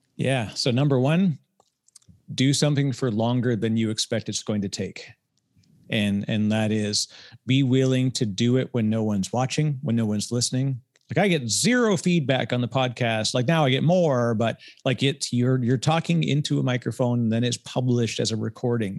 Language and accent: English; Canada; I'm Canadian